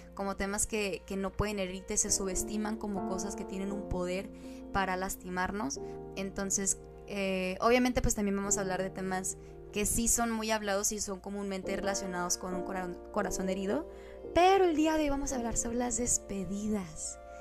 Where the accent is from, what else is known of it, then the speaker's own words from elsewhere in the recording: Mexico; somos una ensalada mexicana. Mi mamá es del estado de Sonora